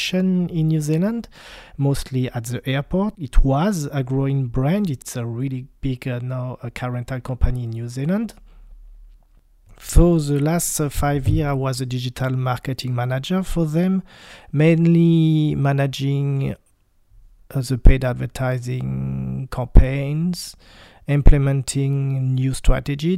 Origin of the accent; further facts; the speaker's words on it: Strasbourg, Grand Est, France; English is a second language; I'm coming from Strasbourg, a city close to the German border, far from Paris, 600 kilometers from Paris